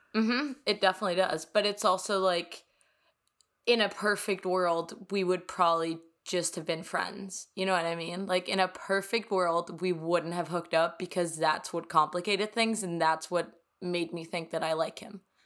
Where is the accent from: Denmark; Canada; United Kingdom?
Denmark; Copenhagen, Capital Region of Denmark; English is a second language; also born or lived in New York; now in Miami, United States; I am straight up from Copenhagen, Denmark